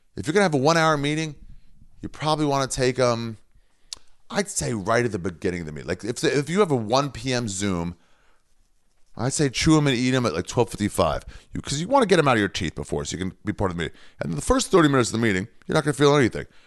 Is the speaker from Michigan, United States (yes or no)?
no; Maryland, United States; from Maryland